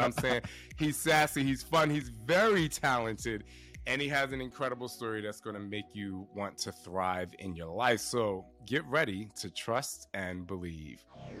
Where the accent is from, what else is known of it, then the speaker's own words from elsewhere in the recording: New Jersey, United States; I know, I'm from the East Coast.